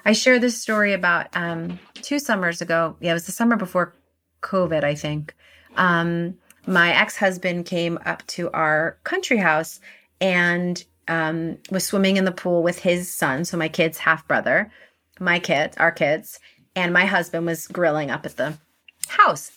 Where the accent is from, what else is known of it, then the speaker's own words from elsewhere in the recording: New York City, New York, United States; I live in New York City and I grew up in New York City